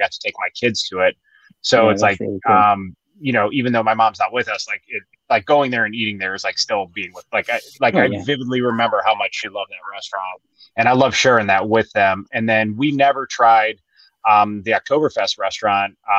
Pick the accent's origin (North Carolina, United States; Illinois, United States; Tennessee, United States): Illinois, United States; Chicago; I grew up in Chicago, and there was a place in Chicago. I grew up on the north side